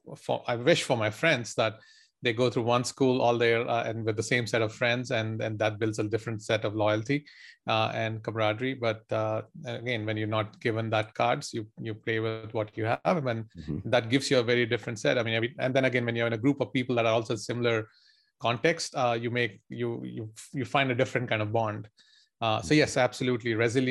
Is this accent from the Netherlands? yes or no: no; India; All your young life, so that was what I would say was a youngster growing up in India.